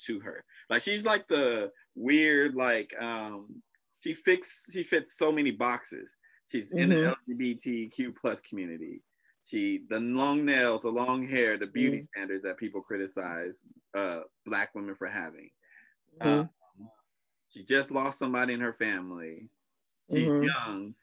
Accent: United States; I'm American, but I'm Black

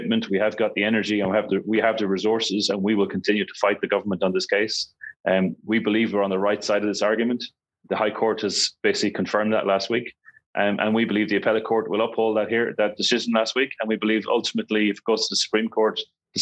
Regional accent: Ireland; moved away as an adult; also born or lived in Hong Kong; now in Kuala Lumpur, Malaysia; I'm an Irish national. I was born and raised in Ireland. I've been living in Asia since 2000.

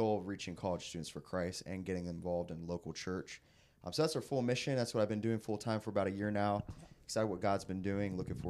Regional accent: Bowie, Maryland, United States; I'm from Bowie, Maryland.

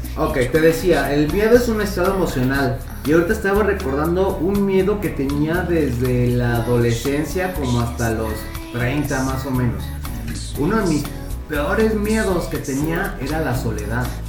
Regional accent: Tijuana, Baja California, Mexico; hace muchos años en mi infancia, cuando vivía en Tijuana con mis papás

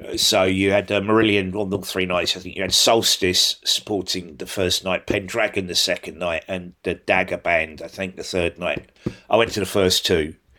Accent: Sydney, New South Wales, Australia; now in United Kingdom; I grew up in Australia, in S, in Sydney.

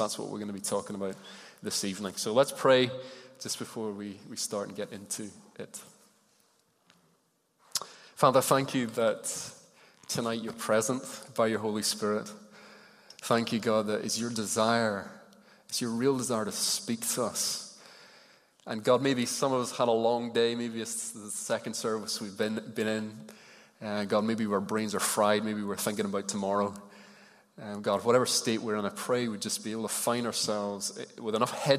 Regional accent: Ireland; I grew up in Ireland, and occasionally you'd kind of switch the channel and it would come on the radio and you'd hear all this, what to me was gobbledygook

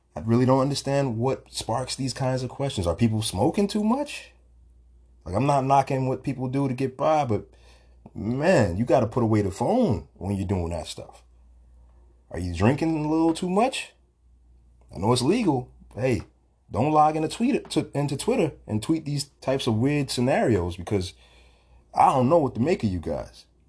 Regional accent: New York City, New York, United States; I'm a Brooklyn boy from Bed Stuy.

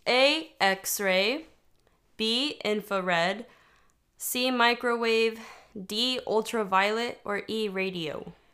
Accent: Texas, United States; I grew up in Texas

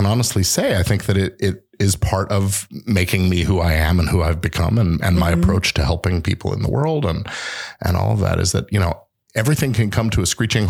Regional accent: England, United Kingdom; born there; Because I was born in England, I've gone back there a few times.

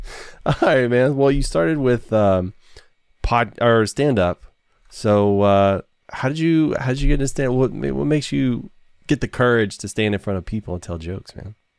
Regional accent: Nacogdoches, Texas, United States; I was born in Nacogdoches

